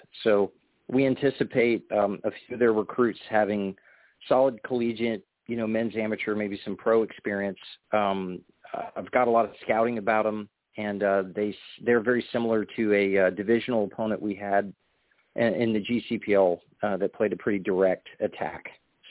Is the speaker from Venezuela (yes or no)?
no; Louisiana, United States; born or raised there